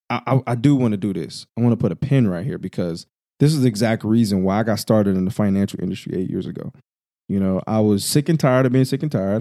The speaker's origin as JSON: {"language": "English", "region": "Illinois", "country": "United States", "said": "I'm from the Midwest, Illinois to be exact"}